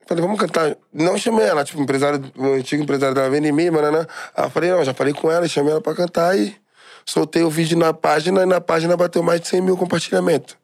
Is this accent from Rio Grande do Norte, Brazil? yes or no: no; São Paulo, Brazil; eu sou de Guaianazes